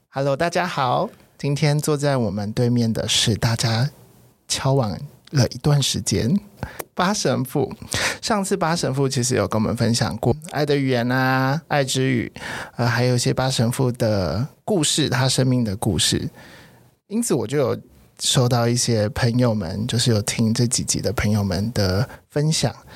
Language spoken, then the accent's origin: Chinese; Taiwan; 土生土长的台湾人， 所以小时候我爸妈都是一直都是佛道教的，就是民间信仰